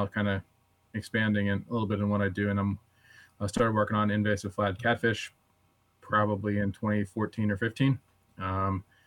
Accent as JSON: {"language": "English", "region": "North Central Pennsylvania", "country": "United States", "tie": "born or raised there", "said": "I grew up in North Central Pennsylvania, kind of in the portion of they consider the Pennsylvania Wilds now"}